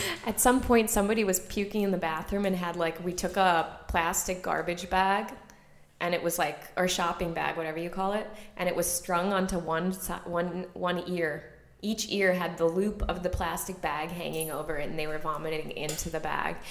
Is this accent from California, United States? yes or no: no; Chicago, Illinois, United States; moved away as an adult; also born or lived in Vienna, Austria; I grew up in Chicago in a very suburban, you know, um, what do you call that area of Chicago, like not in the city, so the suburbs.